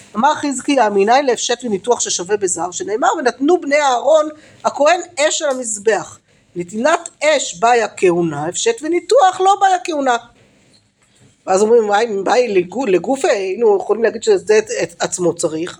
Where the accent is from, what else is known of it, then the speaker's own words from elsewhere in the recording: Jerusalem, Jerusalem District, Israel; ברובע, בסדר, איפה שגדלתי